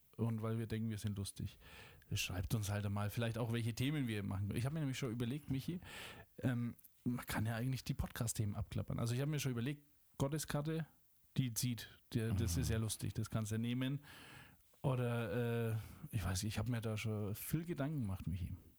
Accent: Schwabach, Bavaria, Germany; Ich komme aus Franken. Ich sage meistens nicht woher, aber jetzt sage ich es, ich glaube, zum vierten Mal erst, äh, aus Schwabach

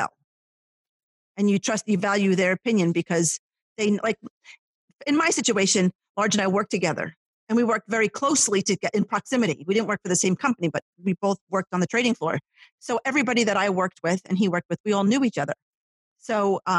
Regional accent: Ho-Ho-Kus, New Jersey, United States; the town that I grew up in Hohokus

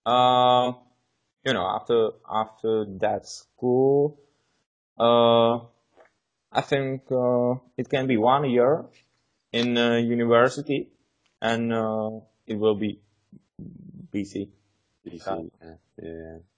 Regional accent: Czechia; English is a second language; now in England; um, we are from Czech Republic basically, as you may know, uh, and I lived in England for uh, two and a half years now

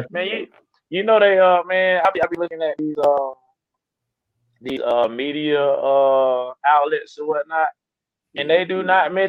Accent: Carolina, United States; and I'm from Carolina, I love Carolina, I rep that shit

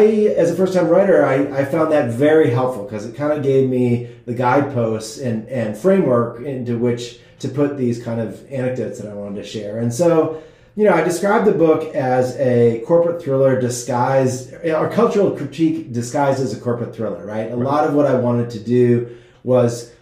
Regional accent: Wisconsin, United States; now in Silicon Valley, United States; I mostly grew up in Wisconsin, so I'm a cheesehead.

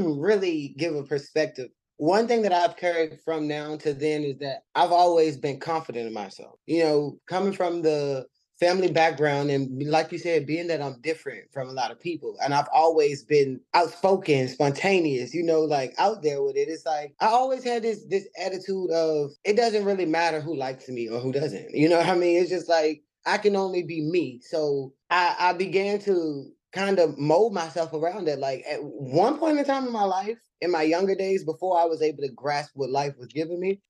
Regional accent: Richmond, Virginia, United States; I am originally from Richmond, Virginia, born and raised

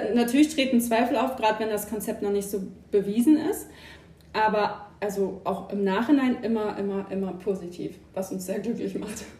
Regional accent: Germany; also born or lived in Emsland; now in Hanover, Germany; ursprünglich gebürtig, komme ich aus der Nähe von Bremen

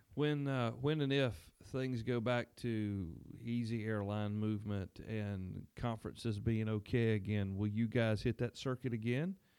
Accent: the South, United States; as a Southerner

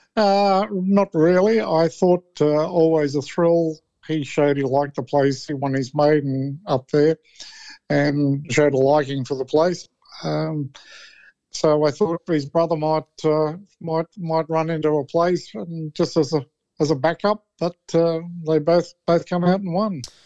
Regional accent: New South Wales, Australia; I'm from New South Wales

